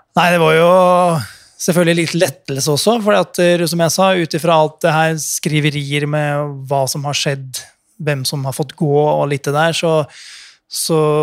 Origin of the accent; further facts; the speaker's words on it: Fredrikstad, Østfold, Norway; Jeg er fra Fredrikstad